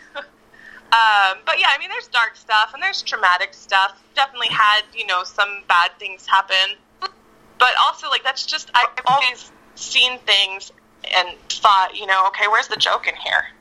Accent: Victorville, California, United States; also born or lived in Apple Valley, California / Hesperia, California; now in Los Angeles, United States; I was born in Apple Valley and went to school in Hesperia. Eventually, we settled in Victorville. And then I moved from Victorville to LA at 18.

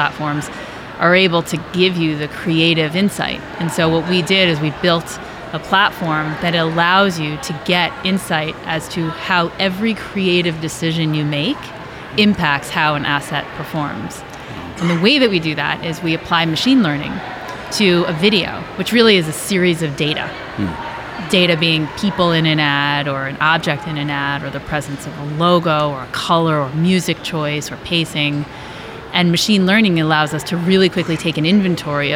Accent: New York, United States; moved away as an adult; also born or lived in Michigan; now in Los Angeles, United States; I'm originally from New York. I moved to LA. I've been there about 16 years

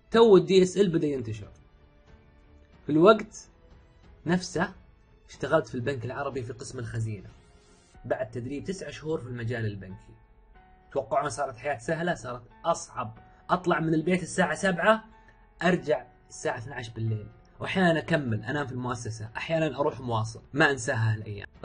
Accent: Riyadh, Riyadh Province, Saudi Arabia; من مواليد الرياض عام 1980 1400 سعودي اموت في السعوديه

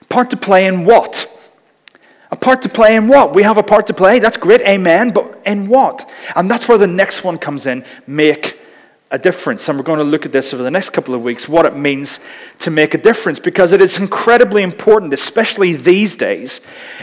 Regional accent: Northern Ireland, United Kingdom; growing up in Northern Ireland

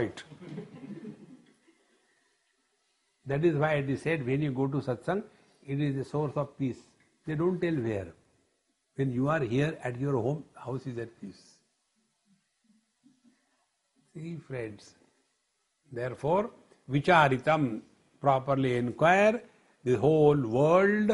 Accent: India; When I say I am Indian, I am talking about citizenship

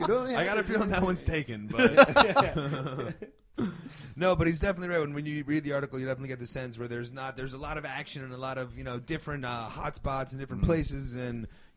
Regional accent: New York City, New York, United States; also born or lived in New Jersey; I grew up in New York City, so for me, all of my first exposures for all of those were, like, as a school kid.

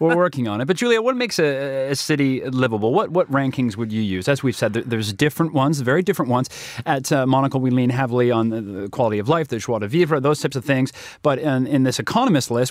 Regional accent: Toronto, Ontario, Canada; moved away; also born or lived in Calgary; my hometown, uh, comes in at number eight. Toronto, where we have a bureau

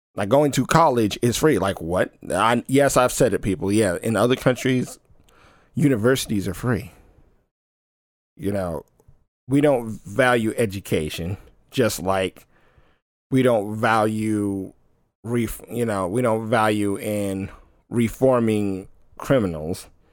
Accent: United States; as an American

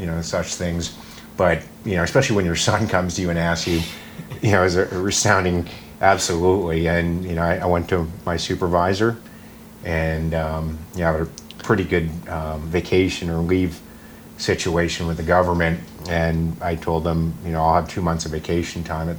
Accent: Maine, United States; I grew up in Maine, an hour south of Mount Katahdin

